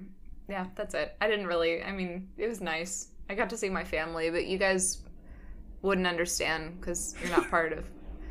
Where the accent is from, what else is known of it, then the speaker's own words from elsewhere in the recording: St. Louis, Missouri, United States; moved away; I went home to St. Louis, which is my hometown where I am from.